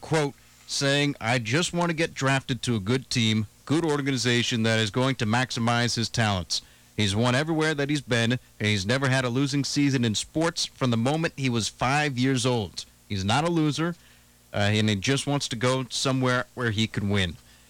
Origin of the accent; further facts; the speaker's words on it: New Jersey, United States; I'm from the East Coast. I'm from New Jersey.